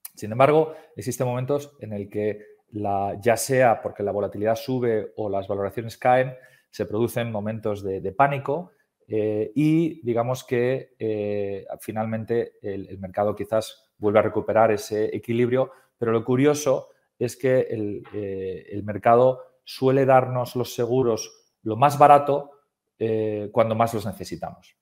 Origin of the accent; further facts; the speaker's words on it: Spain; soy español